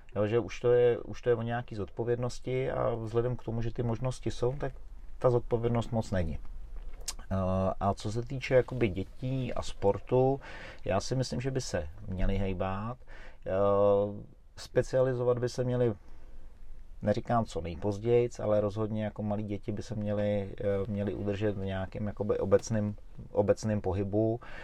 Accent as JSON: {"language": "Czech", "town": "Roztoky", "region": "Central Bohemian Region", "country": "Czechia", "also_born_or_lived": "Smíchov, Prague", "moved": "yes", "said": "já jsem vlastně pocházím z Rostok"}